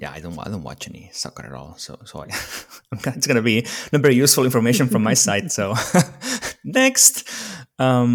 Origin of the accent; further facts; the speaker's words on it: Spain; I was from Spain